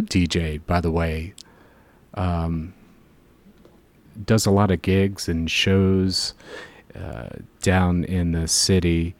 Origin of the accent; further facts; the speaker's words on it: Jacksonville, Florida, United States; growing up in Jacksonville, Florida